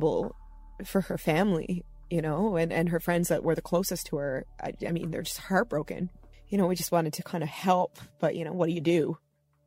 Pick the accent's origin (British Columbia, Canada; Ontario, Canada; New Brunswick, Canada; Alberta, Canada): British Columbia, Canada; Nanaimo; moved away as an adult; now in Corner Brook, Canada; I am originally from Nanaimo, BC, Canada, on Vancouver Island, where I was born and raised.